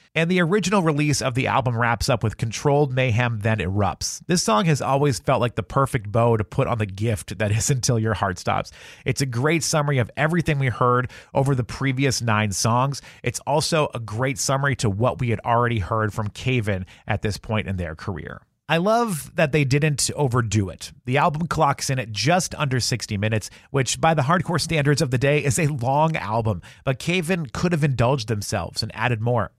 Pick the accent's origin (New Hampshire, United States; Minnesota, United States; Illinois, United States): New Hampshire, United States; Salem; I grew up in Salem, New Hampshire, which, if you're not familiar, is approximately 30 minutes north of Boston.